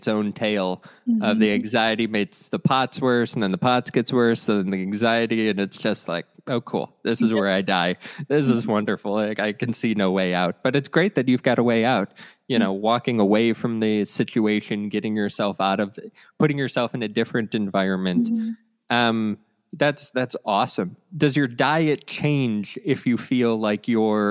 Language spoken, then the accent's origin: English; Cleveland, Ohio, United States; I grew up in Cleveland